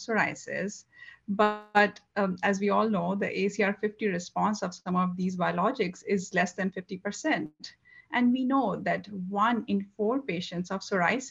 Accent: India; moved away as an adult; also born or lived in Nepal / Macon, Georgia / Philadelphia / New Orleans; now in Wisconsin, United States; I grew up in India, and I did my medical college from Nepal and residency in Macon, Georgia

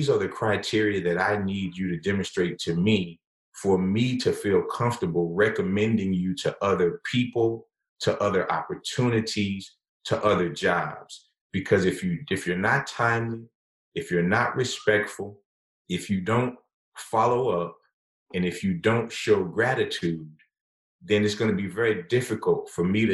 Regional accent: the South, United States; perhaps as a Southerner, perhaps being raised in a certain kind of way

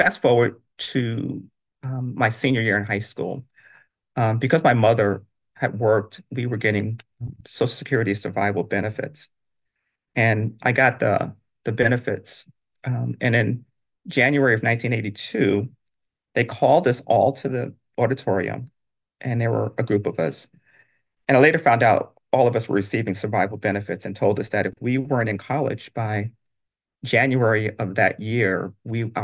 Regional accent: New York City, New York, United States; also born or lived in Brownsville, Brooklyn; I grew up in Bed-Stuy

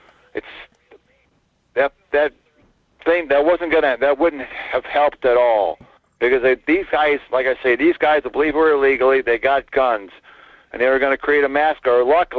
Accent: Fairbanks, Alaska, United States; Hey, Michael … from Fairbanks.

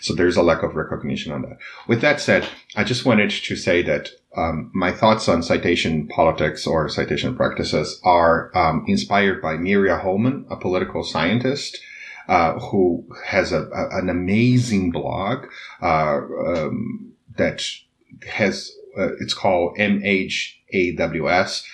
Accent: Brazil; English is a second language; I knew from a very early age that in Brazil, that if I didn't speak English, I wouldn't be able to climb the social ladder.

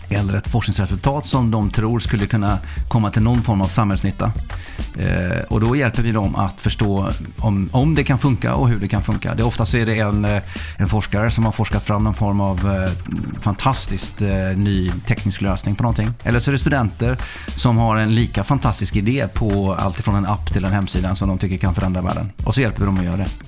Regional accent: Sweden; also born or lived in Faroe Islands / Norway / Denmark; Jag eh, är uppvuxen i Sverige. Jag eh, kom hit när jag var sex år. Men är född på Färöarna och uppvuxen i Norge, och Danmark och Sverige.

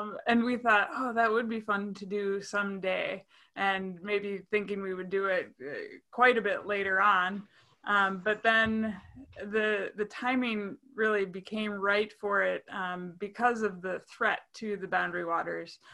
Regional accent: Saint Paul, Minnesota, United States; I grew up in Saint Paul, Minnesota

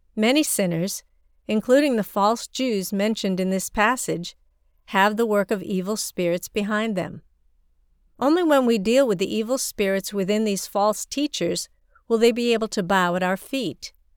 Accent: China; my hometown in rural China

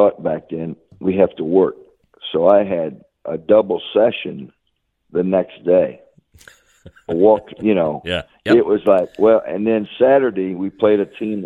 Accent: Chenoa, Illinois, United States; My first job in teaching was and coaching was in Shenoa, my hometown

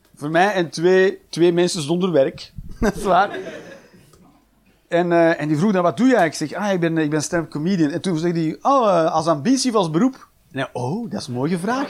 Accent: Flanders, Belgium; moved away as an adult; now in Netherlands; in Nederland te wonen, zeker als Belg

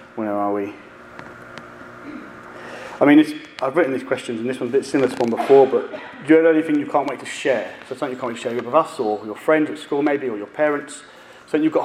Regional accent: United Kingdom; We're British

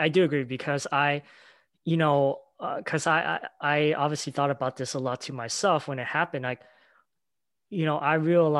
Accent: United States; I obviously born and raised here in the US as well, you know, so, you know, I'm also American citizen, we both are.

